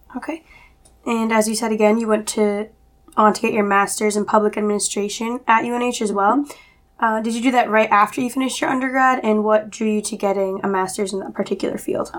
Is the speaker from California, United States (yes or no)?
no; Millis, Massachusetts, United States; I'm from Millis, Massachusetts